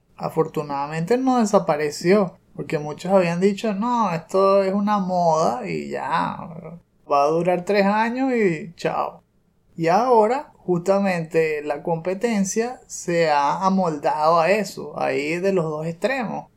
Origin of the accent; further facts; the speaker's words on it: Venezuela; somos venezolanos